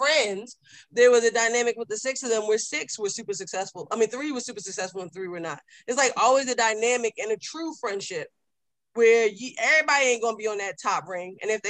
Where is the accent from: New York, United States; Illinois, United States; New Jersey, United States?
New Jersey, United States; North; I was born in North New Jersey.